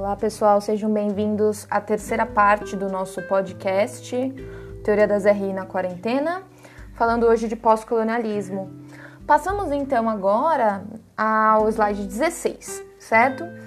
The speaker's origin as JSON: {"language": "Portuguese", "country": "Brazil", "said": "nós temos um papel como brasileiros"}